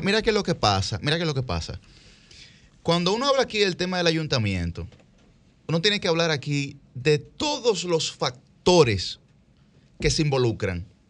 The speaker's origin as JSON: {"language": "Spanish", "town": "Santo Domingo", "region": "Distrito Nacional", "country": "Dominican Republic", "tie": "born or raised there", "said": "Todos nosotros somos del Distrito Nacional"}